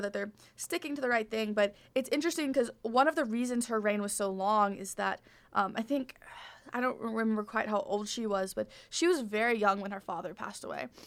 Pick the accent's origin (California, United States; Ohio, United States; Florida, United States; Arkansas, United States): Arkansas, United States; now in Michigan, United States; I'm from Arkansas